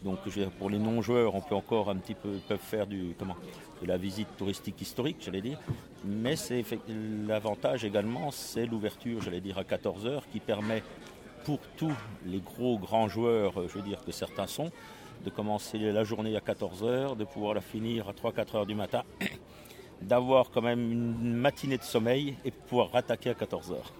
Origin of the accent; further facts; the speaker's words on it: Strasbourg, Grand Est, France; je suis de Strasbourg